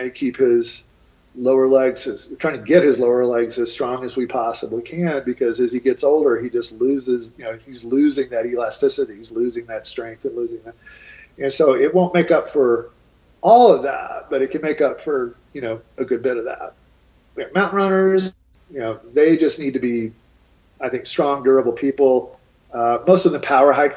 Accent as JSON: {"language": "English", "region": "East Coast", "country": "United States", "moved": "yes", "lives_now": "Boulder, United States", "said": "I'm from the East Coast originally"}